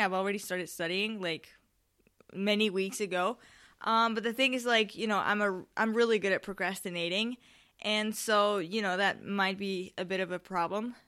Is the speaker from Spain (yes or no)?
yes; Spain; I'm from Spain